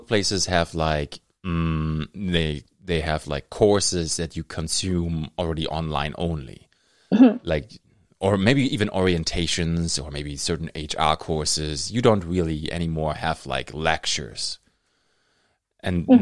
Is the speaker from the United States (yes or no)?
no; Germany; first language German; English is a second language; moved away; When I was in high school, I grew up in Germany